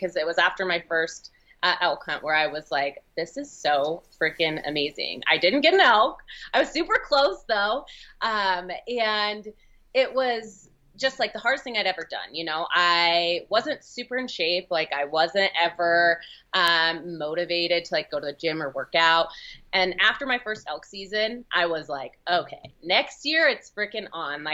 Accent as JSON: {"language": "English", "region": "Oregon", "country": "United States", "tie": "born or raised there", "moved": "as an adult", "lives_now": "Utah, United States", "said": "being born and raised in Oregon, I'm always surrounded by trees"}